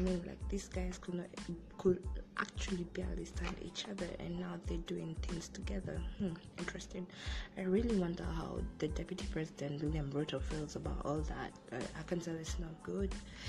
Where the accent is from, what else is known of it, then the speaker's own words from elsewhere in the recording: Kenya; I'm proud of being a Kenyan.